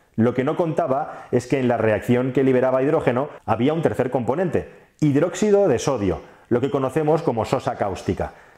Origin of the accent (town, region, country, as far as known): Spain